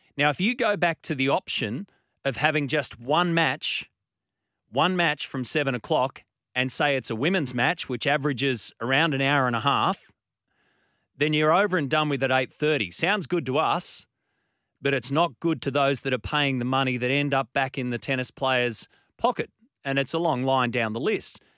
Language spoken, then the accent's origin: English; Australia; as an Australian